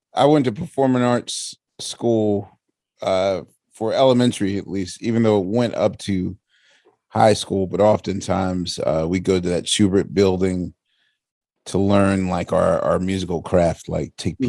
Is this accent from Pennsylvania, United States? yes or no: yes; Philadelphia, Pennsylvania, United States; I'm a Philadelphian